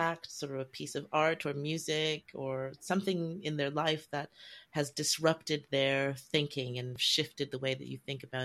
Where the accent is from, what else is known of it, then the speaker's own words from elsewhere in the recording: Canada; now in London, United Kingdom; I grew up in Canada